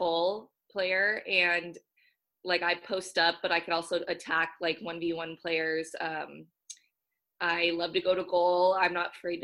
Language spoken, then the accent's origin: English; Southern California, United States; now in Washington, United States; I'm from Southern California, so being on the West Coast has been great too.